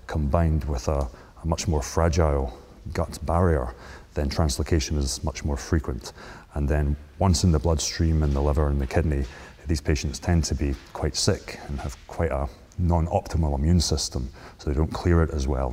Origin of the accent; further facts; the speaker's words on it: Scotland, United Kingdom; moved away; I'm originally from Scotland